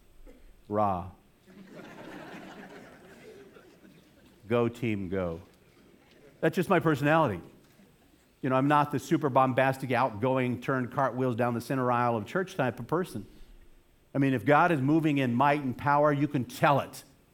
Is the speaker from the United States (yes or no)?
yes; New Mexico, United States; now in Boston, United States; I grew up in New Mexico